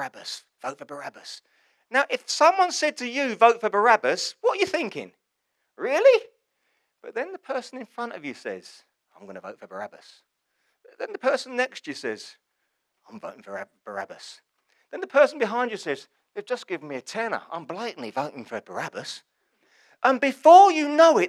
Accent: England, United Kingdom; I'm English, it's a community, I belong to something

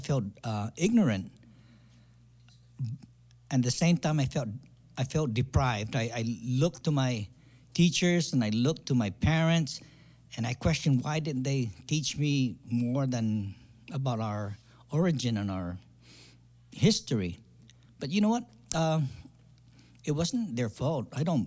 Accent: Guam; moved away as an adult; also born or lived in Saipan; now in San Diego, United States; Actually, I was born in Saipan, so I'm a Saipanese. Okay. But I grew up in Guam.

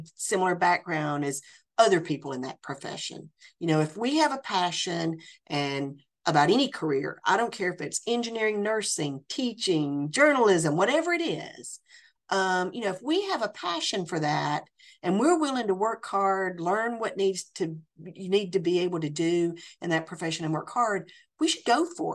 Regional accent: Tennessee, United States; moved away as an adult; also born or lived in France; I absolutely love my home state of Tennessee, and I feel very, very blessed to be back in my home state

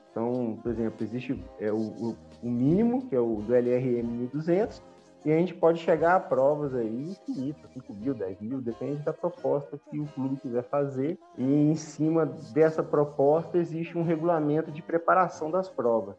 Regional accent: Juiz de Fora, Minas Gerais, Brazil; moved away as an adult; also born or lived in Lavras; eu sou de Juiz de Fora

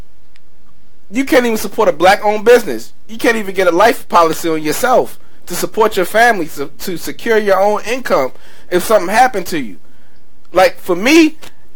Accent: Maryland, United States; I'm from Maryland

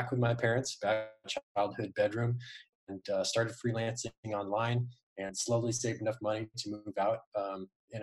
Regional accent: Arizona, United States; I started really young here in Arizona.

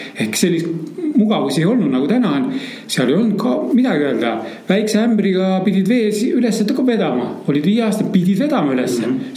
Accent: Vändra, Pärnu County, Estonia; moved away; also born or lived in Turkey / Egypt / Asia; minu ema kasvatas mind ja mu vanemat õde üksinda ja me elasime põhimõtteliselt Pärnumaal, Vändra metsas

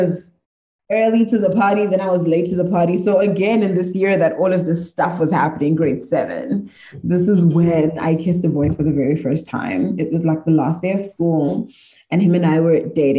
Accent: Zimbabwe; I grew up in Zim, I lived in Zim

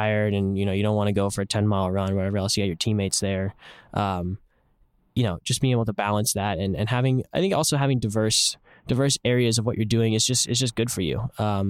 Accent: San Jose, California, United States; for me, I think especially growing up in San Jose, it's a place where there's a lot of inequality. It's the heart of Silicon Valley.

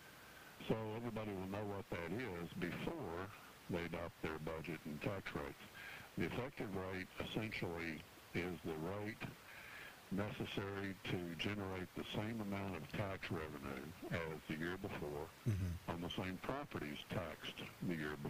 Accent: Arlington, Texas, United States; my hometown of Arlington, Texas

